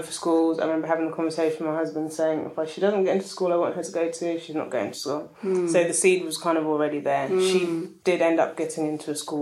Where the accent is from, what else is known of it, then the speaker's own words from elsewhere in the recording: London, United Kingdom; I'm Ghanaian British, born here, always lived in London.